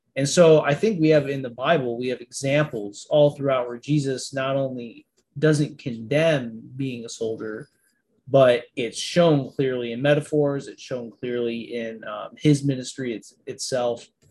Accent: Niagara Falls, New York, United States; I'm from Niagara Falls, New York.

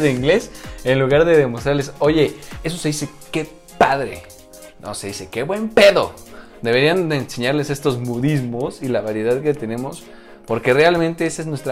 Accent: central Mexico, Mexico; accent: altiplano; le llaman altiplano, donde estamos prácticamente en el centro. Nosotros nos caracterizamos por hablar a cachole

